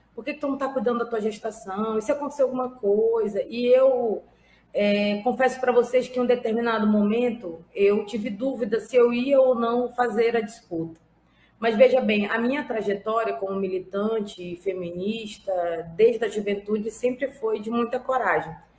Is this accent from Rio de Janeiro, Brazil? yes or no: no; Amazonas, Brazil; estou secretária nacional de Mulheres do PT, mas sou do Amazonas.